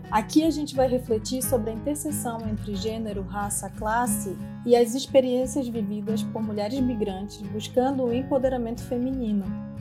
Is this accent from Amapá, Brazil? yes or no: yes; Amapá, Brazil; accent: tucuju; moved away as an adult; now in France; eu sou amapaense, eu, eu tenho uma origem indígena, como a grande maioria do, das pessoas do meu estado, da Amazônia